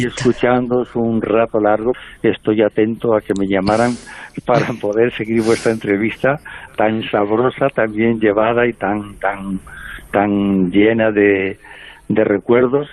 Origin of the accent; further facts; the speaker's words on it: El Bierzo, Castile and León, Spain; moved away; llego a Drielzo, cada vez que llego allí, a, a mi pueblo, y veo el escenario de la infancia